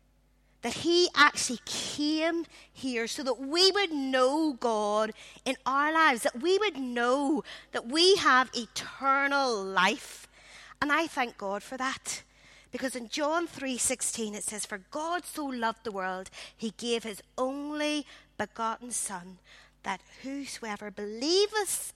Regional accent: Belfast, Northern Ireland, United Kingdom; I grew up in the Congregational Church in Belfast.

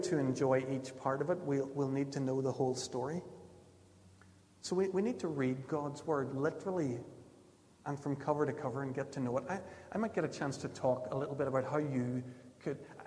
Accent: Ulster, Northern Ireland, United Kingdom; what I grew up with in Ulster evangelicalism

